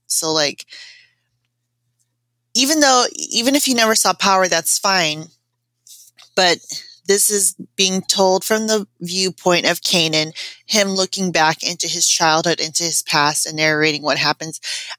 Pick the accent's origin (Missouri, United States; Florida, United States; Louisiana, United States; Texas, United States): Florida, United States; also born or lived in Japan; even though I wasn't from New York, I grew up in Florida, and I also was a military brat that grew up in Japan, and even in Japan we had door knocker earrings.